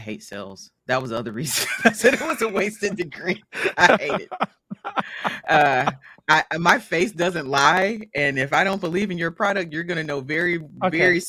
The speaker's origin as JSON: {"language": "English", "region": "Mississippi", "country": "United States", "tie": "born or raised there", "said": "I was the weird person the entire time I was growing up here. I'm from Mississippi. I am Mississippi homegrown. I'm Mississippi made."}